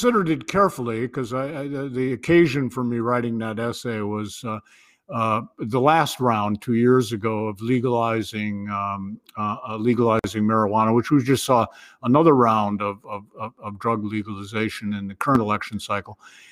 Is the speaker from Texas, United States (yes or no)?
no; Ohio, United States; moved away as an adult; now in New Hampshire, United States; I was born and raised in the Midwest, but I came east